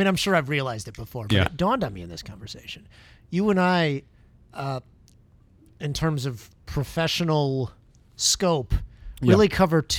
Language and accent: English; Detroit, Michigan, United States; moved away as an adult; now in Chicago, United States; I grew up in the Metro Detroit area, moved to Chicago for law school.